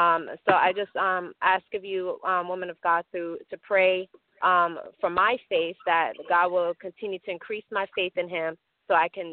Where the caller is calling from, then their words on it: South Florida, United States; I'm calling from South Florida.